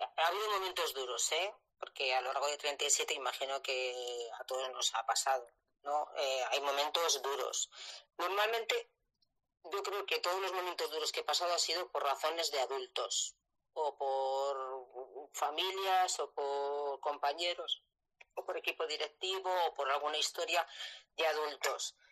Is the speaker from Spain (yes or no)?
yes; La Rioja, Spain; moved away as an adult; also born or lived in Elche; yo soy de La Rioja y yo aprobé las oposiciones en la comunidad valenciana, me dieron mi primer puesto en Elche